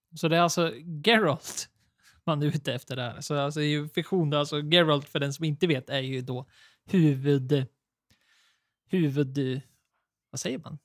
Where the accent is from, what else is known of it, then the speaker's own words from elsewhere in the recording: Sweden; vi är svenskar